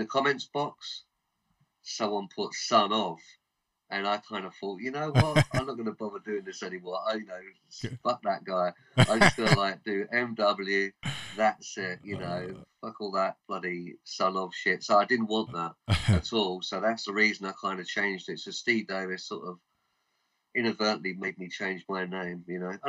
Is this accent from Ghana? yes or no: no; London, United Kingdom; I grew up in London